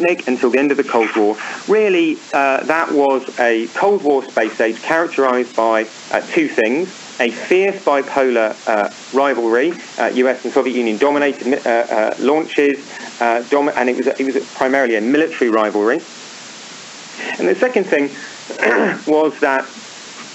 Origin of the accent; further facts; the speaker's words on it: United Kingdom; moved away; I'm British, obviously. You'll probably guess from my accent.